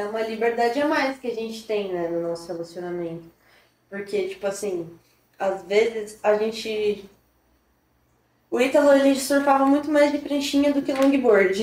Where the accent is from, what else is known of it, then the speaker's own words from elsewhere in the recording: Ubatuba, São Paulo, Brazil; also born or lived in Taboão da Serra, São Paulo; E aí, com dois anos de idade, quase três, eu mudei para Batuba. Minha família se mudou para cá. Eu cresci literalmente na beira da praia